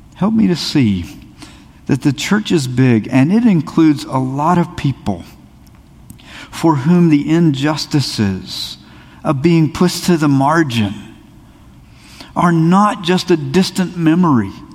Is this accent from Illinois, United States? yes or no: no; South Carolina, United States; I grew up in a little town in South Carolina